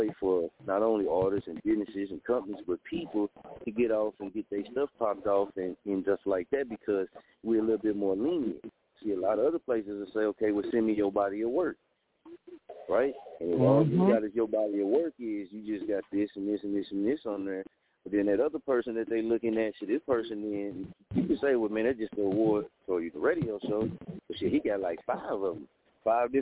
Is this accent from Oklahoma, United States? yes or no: yes; Muskogee, Oklahoma, United States; moved away as an adult; also born or lived in Wichita, Kansas; I'm from Oklahoma. I'm from Muskogee. So when I moved to Wichita